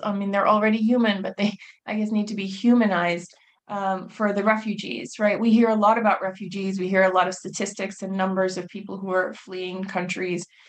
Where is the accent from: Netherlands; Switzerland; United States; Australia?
United States; I was born and raised in the United States.